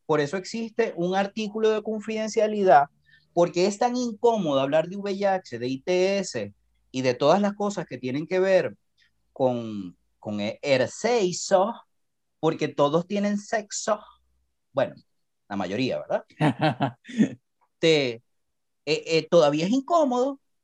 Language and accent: Spanish; Venezuela; now in Costa Rica; yo vengo de Venezuela